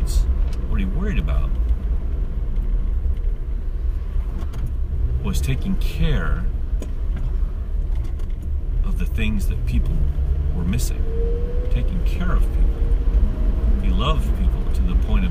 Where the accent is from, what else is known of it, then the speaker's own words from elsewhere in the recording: United States; as an American